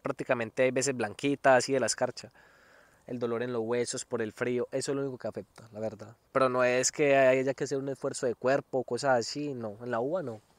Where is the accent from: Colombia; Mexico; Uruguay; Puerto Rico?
Colombia; moved away as an adult; now in Alicante, Spain; como somos colombianos